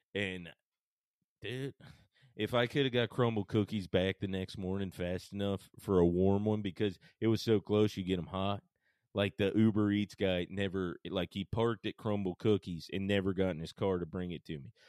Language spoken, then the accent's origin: English; Paulding County, Georgia, United States; moved away as an adult; also born or lived in Marietta, Georgia / Atlanta, Georgia; now in Nashville, United States; I'm actually born in Marietta and spent the the large majority of my life even further out than that in a place called Paulding County